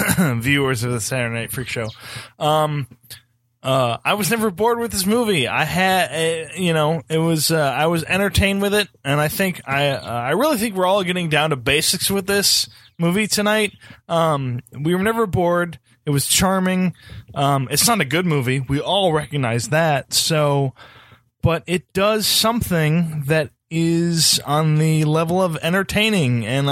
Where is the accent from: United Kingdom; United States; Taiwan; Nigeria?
United Kingdom; we're very buttoned up. We're very British.